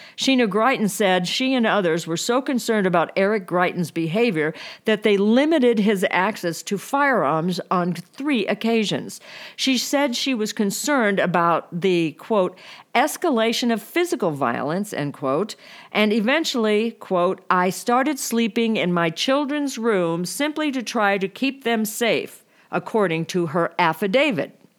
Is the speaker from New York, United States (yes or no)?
no; Boone County, Missouri, United States; I was born in Boone County, Missouri.